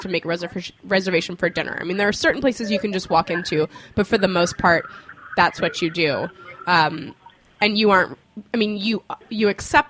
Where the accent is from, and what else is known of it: New York City, New York, United States